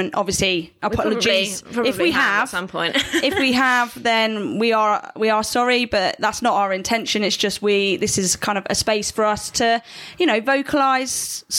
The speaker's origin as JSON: {"language": "English", "country": "United Kingdom", "moved": "as an adult", "lives_now": "Italy"}